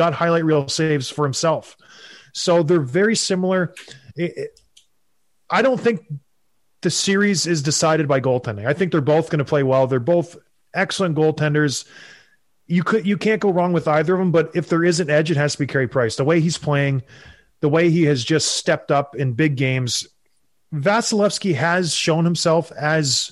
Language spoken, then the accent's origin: English; Canada; I'm Canadian